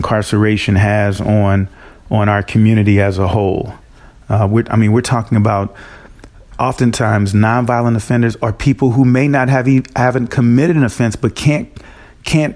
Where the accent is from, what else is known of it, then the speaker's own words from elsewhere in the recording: North County, St. Louis, Missouri, United States; I'm from this area. So I grew up in North County.